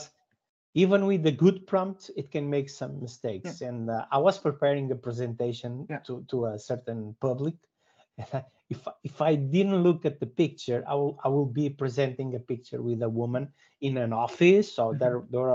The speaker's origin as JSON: {"language": "English", "country": "Portugal", "said": "I'm from Portugal"}